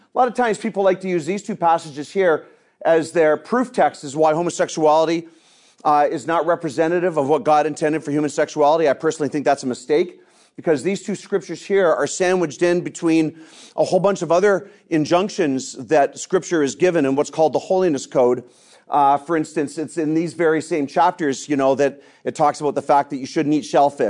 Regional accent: Canada; I'm an evangelist from Canada. I've led several different churches across Canada in the denomination that I belong to.

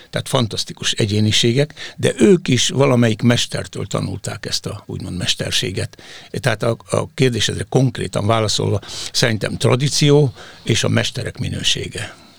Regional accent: Hungary; elsősorban magyarok vagyunk

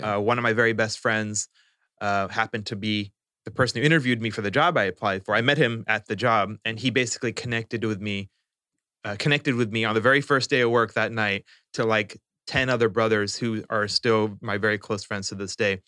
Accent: Spokane, Washington, United States; also born or lived in New Orleans / Houston / Saudi Arabia; growing up in Spokane

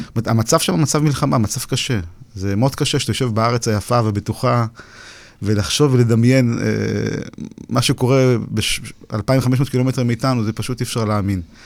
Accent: Ukraine; born or raised there

